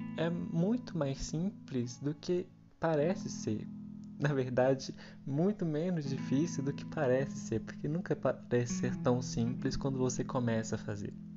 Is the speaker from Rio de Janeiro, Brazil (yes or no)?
no; Minas Gerais, Brazil; Eu sou aqui de Minas Gerais